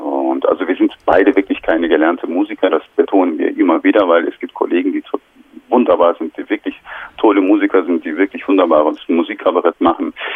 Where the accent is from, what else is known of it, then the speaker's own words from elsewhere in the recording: Turkey; German is a second language; moved away as an adult; now in Germany; ich bin in der Türkei aufgewachsen, meine ganze Schullaufbahn war in der Türkei